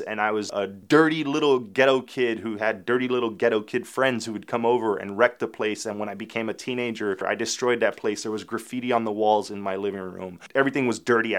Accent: Miami, Florida, United States; I grew up in Little Havana and Alapata in the nineties

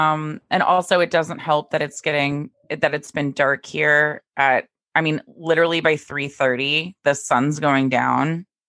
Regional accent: Dallas, Texas, United States; now in Maine, United States; growing up in Dallas

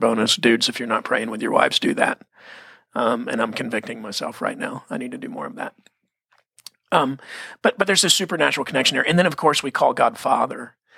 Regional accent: Texas, United States; I'm from Texas. We prayed before the football games

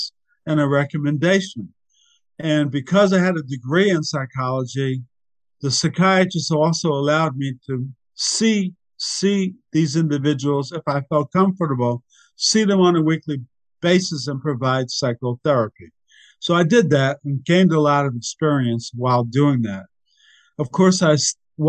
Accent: New Jersey, United States; I was raised in New Jersey, went to public schools

